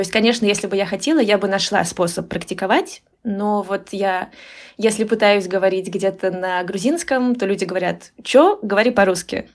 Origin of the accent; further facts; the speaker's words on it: Moscow Oblast, Russia; moved away as an adult; now in Tbilisi, Georgia; я выросла в Московской области, и училась я э, в Москве, и, то есть я жила в Москве почти 10 лет